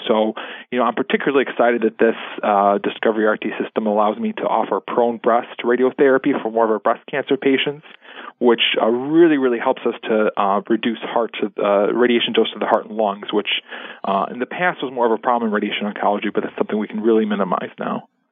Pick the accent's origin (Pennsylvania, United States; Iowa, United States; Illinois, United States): Illinois, United States; La Grange; I'm originally from the uh, Chicago area. I grew up in the western suburbs